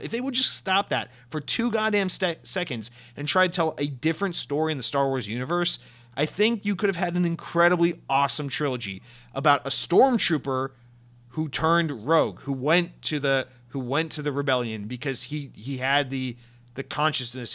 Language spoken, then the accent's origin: English; United States; I'm an American